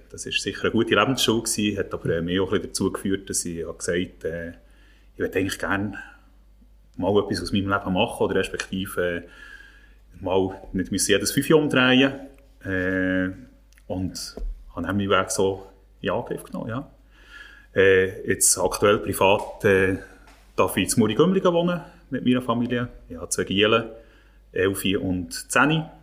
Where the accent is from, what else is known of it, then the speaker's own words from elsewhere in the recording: Thun, Bern, Switzerland; ich bin ja als … in Thun aufgewachsen. Wie gesagt, ich einigermaßen bescheidenen Verhältnis.